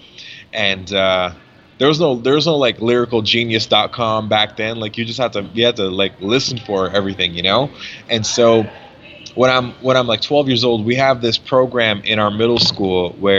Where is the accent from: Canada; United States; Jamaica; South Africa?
Canada; Mississauga, Ontario; we were just like little kids growing up in Mississauga